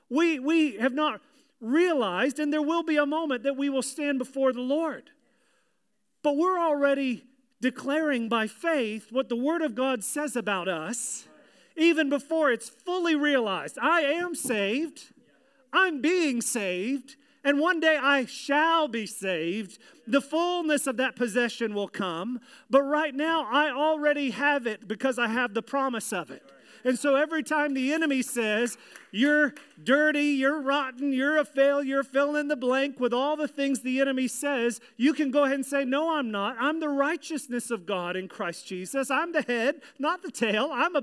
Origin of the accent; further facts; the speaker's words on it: Virginia, United States; but in the church that I grew up in Virginia, there was a little thing called shout time.